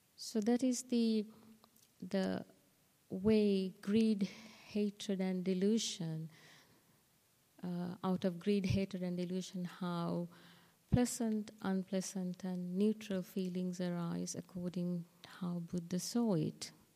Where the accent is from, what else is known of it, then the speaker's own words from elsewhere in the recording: Sri Lanka; moved away; I was born in Sri Lanka, so I was open to, I mean, I learned the Dhamma in school